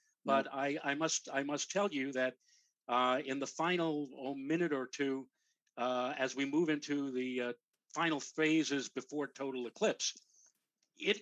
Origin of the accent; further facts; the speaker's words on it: New York City, New York, United States; I grew up in the Bronx with a friend of mine, Glenn Schneider